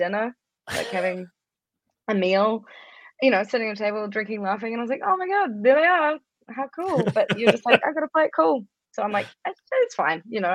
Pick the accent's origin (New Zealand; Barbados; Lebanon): New Zealand; I'm from New Zealand